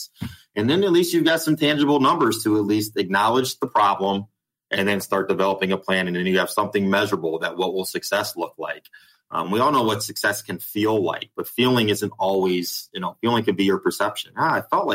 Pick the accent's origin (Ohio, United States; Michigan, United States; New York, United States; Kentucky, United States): Ohio, United States; moved away as an adult; also born or lived in Dallas, Texas; now in Carrollton, United States; I'm from Ohio